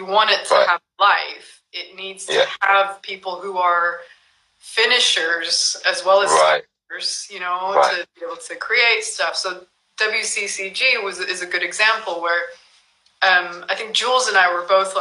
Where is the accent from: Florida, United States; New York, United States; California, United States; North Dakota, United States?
California, United States; moved away as an adult; also born or lived in Japan; I'm originally from California